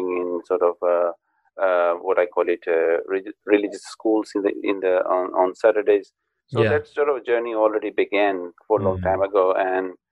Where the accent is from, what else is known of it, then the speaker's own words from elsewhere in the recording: Pakistan; moved away as an adult; now in United Kingdom; I'm originally from Pakistan and been living in the UK